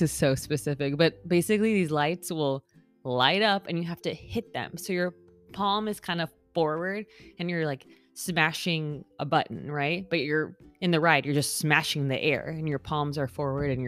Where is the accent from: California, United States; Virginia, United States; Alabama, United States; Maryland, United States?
California, United States; now in Florida, United States; I am originally from California, so I grew up maybe like 40-ish minutes away from Disneyland.